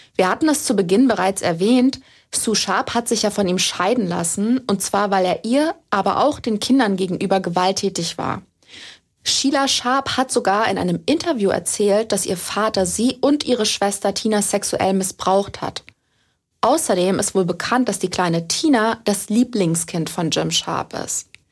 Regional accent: Germany; bei uns in Deutschland

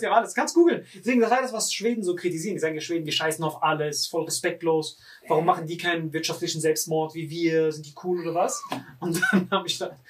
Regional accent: Morocco; bei uns in Marokko

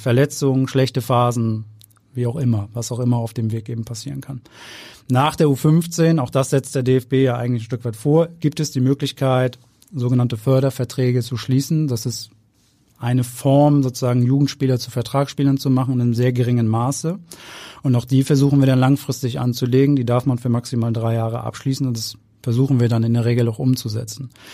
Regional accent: Hamburg, Germany; Ich bin Hamburger, immer in Hamburg, äh, gewesen, nie weg gewesen, hab hier studiert, ich hab hier Fußball gespielt

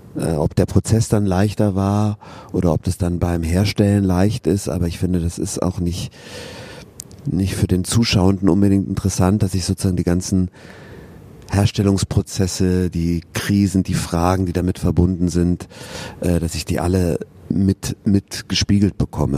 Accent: Regensburg, Bavaria, Germany; born or raised there; moved away as an adult; also born or lived in Cologne / Bern / Augsburg; now in Bochum, Germany

